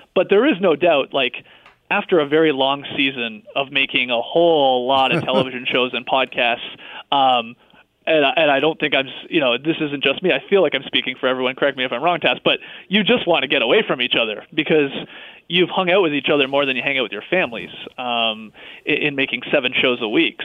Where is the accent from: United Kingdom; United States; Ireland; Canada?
Canada; we're from Canada